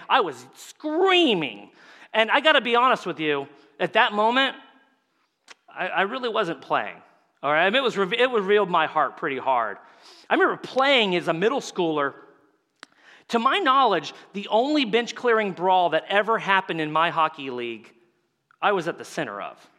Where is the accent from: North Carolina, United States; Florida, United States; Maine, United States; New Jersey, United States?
Florida, United States; Tampa Bay area; I'm from the Tampa Bay area, so the Tampa Bay Lightning are my team